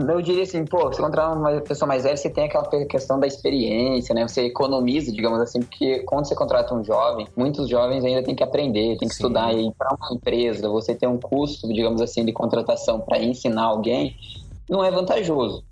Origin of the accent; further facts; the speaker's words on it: Curitiba, Paraná, Brazil; eu sou de Curitiba, Paraná, nasci e cresci aqui desde sempre